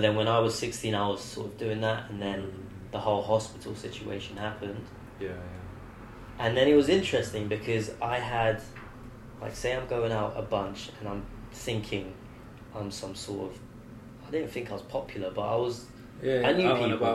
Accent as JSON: {"language": "English", "region": "London", "country": "United Kingdom", "tie": "born or raised there", "said": "the whole second generation immigrant, and having that, our culture, where it's all the Persian kids, Iranian kids, and then also going to school and you're mixing and matching with the English kids and wherever else people are from growing up in London"}